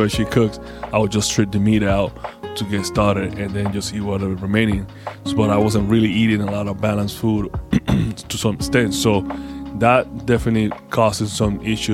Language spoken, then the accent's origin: English; Panama; I'm from Panama.